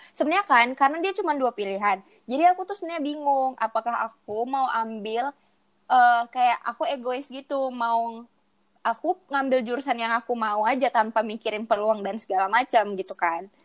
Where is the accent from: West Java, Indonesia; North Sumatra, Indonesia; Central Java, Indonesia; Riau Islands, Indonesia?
North Sumatra, Indonesia; Medan; kebetulan aku pilih pilihan keduanya kan di di kota di kota aku sendiri gitu kan di Medan di USU